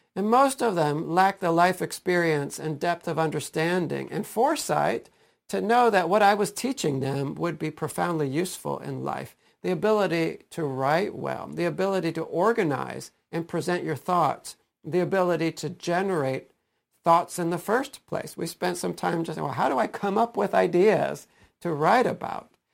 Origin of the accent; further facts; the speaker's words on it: Stow, Ohio, United States; my own experiences in public school growing up in Stowe